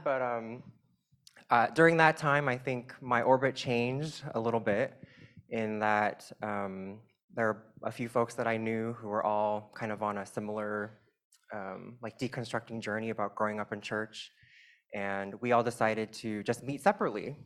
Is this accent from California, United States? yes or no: yes; Southern California, United States; I grew up in the Chinese immigrant evangelical church networks. There are huge networks of those in Southern California